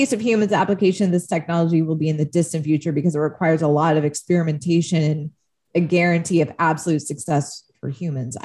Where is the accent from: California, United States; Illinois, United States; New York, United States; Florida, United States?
California, United States; Palo Alto; Palo Alto, which is my hometown